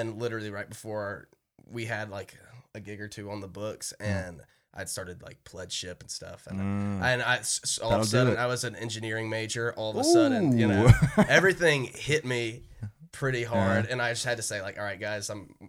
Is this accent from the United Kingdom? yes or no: no; St. Simons Island, Georgia, United States; moved away as an adult; now in Athens, United States; Me and him are buddies from home. We're both from St. Simon's Island.